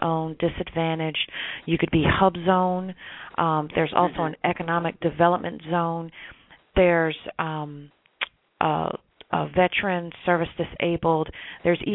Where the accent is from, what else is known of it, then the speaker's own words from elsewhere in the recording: New Jersey, United States; moved away as an adult; now in Washington, D.C., United States; So I came from New Jersey, was born and raised. I moved to Washington, D.C. 21 years ago